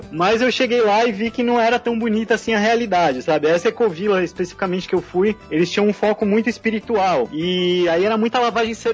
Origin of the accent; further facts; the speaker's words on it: São Paulo, Brazil; now in Florianópolis, Brazil; A minha mudança para Florianópolis, né? Eu sou de São Paulo, da capital, e a mudança para Floripa já foi um primeiro passo nessa direção